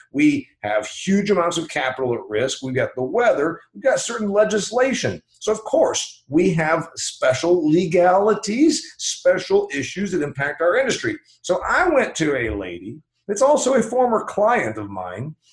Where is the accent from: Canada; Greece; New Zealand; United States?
United States; Indiana; my home state here of uh, indiana